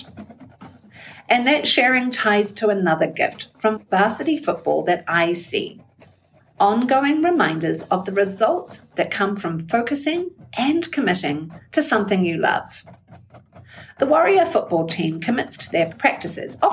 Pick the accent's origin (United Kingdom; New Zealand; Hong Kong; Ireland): New Zealand; now in Muskego, United States; I'm from New Zealand, and I live in Muskego